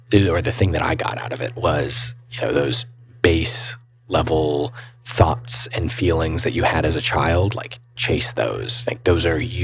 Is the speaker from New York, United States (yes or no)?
no; Mooresville, North Carolina, United States; growing up in Mooresville, you're surrounded by cars